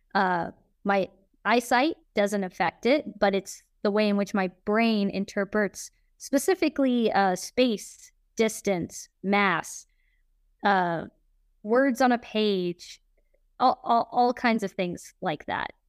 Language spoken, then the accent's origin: English; Kansas City, Missouri, United States; I'm from Kansas City, Missouri